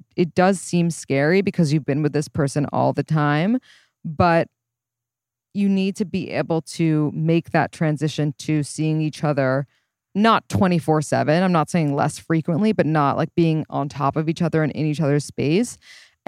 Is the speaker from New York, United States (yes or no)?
yes; New York, United States; I was born and raised in New York